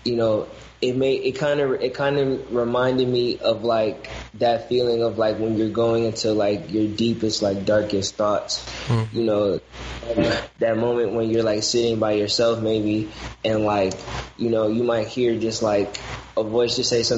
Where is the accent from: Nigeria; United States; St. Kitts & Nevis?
United States; Detroit, Michigan; where I'm from, because I'm originally from the West Side